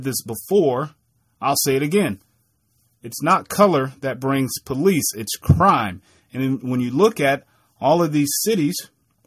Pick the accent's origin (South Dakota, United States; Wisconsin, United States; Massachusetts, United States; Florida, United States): Wisconsin, United States; Milwaukee; a young black kid growing up in Milwaukee, Wisconsin